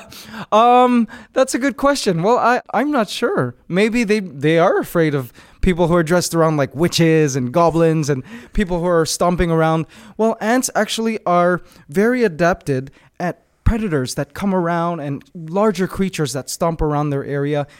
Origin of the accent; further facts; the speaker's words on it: Canada; moved away as an adult; now in Philippines; I'm originally from Canada, but I recently moved to the Philippines just maybe five years ago